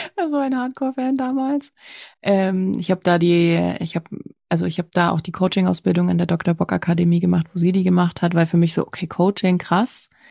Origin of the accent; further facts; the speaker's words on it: former East Germany, Germany; Also ich komme aus der ehemaligen DDR.